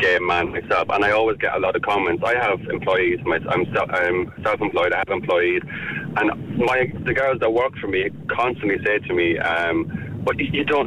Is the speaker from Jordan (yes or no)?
no; Ireland; as a gay man growing up in Ireland, I'm 28 years of age